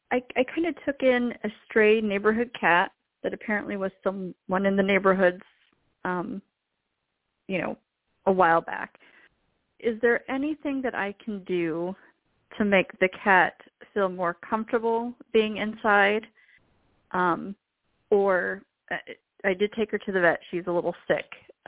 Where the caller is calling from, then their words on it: Philadelphia, Pennsylvania, United States; … from Philadelphia.